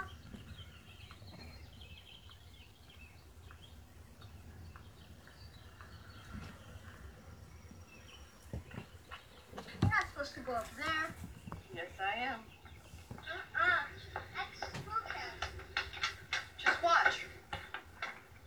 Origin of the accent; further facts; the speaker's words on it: Philadelphia, Pennsylvania, United States; not only do I live in Philadelphia, but I am from Uptown. It's a little, I won't say quaint, I won't say small, but the area is called Mount Airy